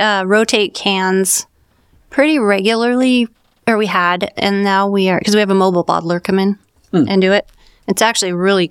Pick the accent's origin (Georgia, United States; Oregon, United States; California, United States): Oregon, United States; Bend; We grew up in Bend.